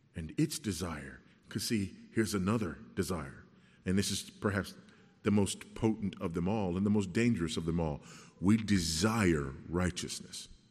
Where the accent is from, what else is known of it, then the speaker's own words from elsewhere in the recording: Los Angeles, California, United States; I grew up in South Central Los Angeles